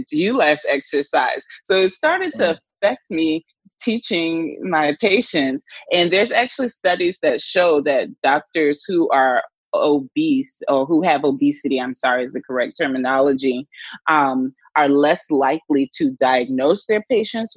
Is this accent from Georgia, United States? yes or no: yes; Atlanta, Georgia, United States; up in the South in Atlanta, Georgia, is where I'm from originally.